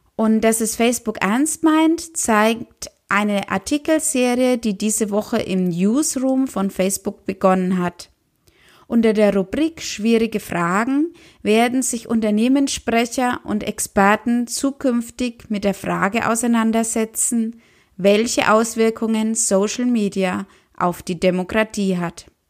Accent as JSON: {"language": "German", "country": "Germany", "said": "bei uns in Deutschland"}